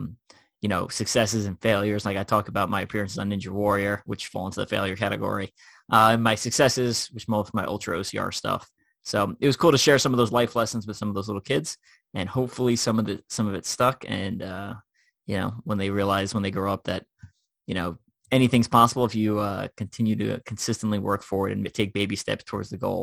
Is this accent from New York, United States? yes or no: yes; Long Island, New York, United States; moved away; I was home in New York on a Monday, which is where I grew up in Long Island.